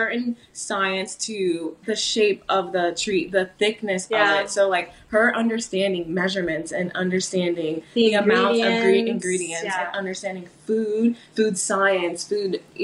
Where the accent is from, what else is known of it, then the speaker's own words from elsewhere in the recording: California, United States; moved away as an adult; now in Florida, United States; I'm originally from California.